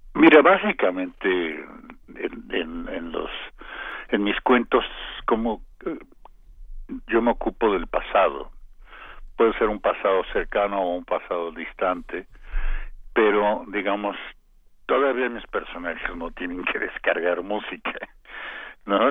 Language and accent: Spanish; Mexico